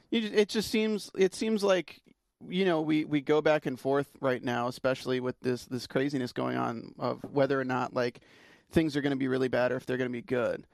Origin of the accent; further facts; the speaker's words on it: North Carolina, United States; I'm from North Carolina